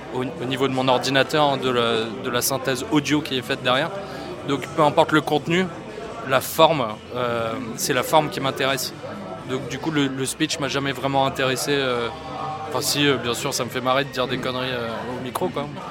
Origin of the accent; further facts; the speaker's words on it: Antibes, Provence-Alpes-Côte d'Azur, France; also born or lived in Dublin; je viens d'Antibes. je suis né à Antibes et ma mère elle est irlandaise de Dublin. Et j'ai beaucoup vécu là-bas